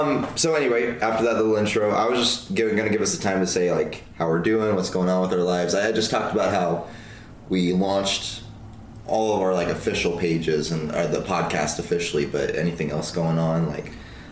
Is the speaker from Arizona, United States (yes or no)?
no; Anaheim, California, United States; moved away; I grew up in Anaheim.